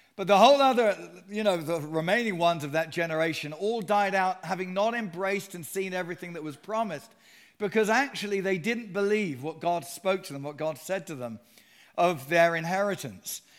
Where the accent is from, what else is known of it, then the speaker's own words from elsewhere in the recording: Sutton, London, United Kingdom; also born or lived in Surrey; I was born and raised in Surrey